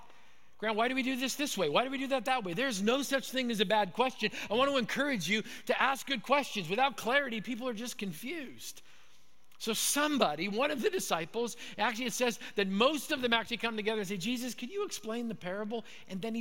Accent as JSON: {"language": "English", "region": "Manitoba", "country": "Canada", "tie": "born or raised there", "moved": "yes", "said": "So I grew up in Manitoba. I was a Canadian kid"}